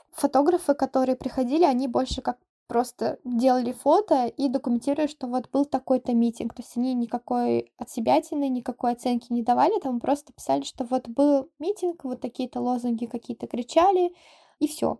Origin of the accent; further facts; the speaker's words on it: Russia; now in South Korea; я русская, я не украинка